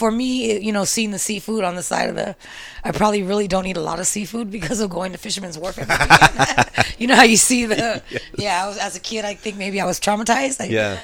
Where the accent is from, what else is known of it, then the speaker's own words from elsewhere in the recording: San Francisco, California, United States; me growing up in the Mission, I would always babysit.